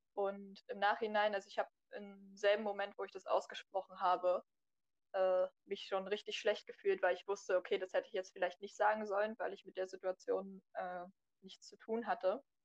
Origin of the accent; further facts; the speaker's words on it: Berlin, Germany; ich bin 19 Jahre alt, äh, komme aus Berlin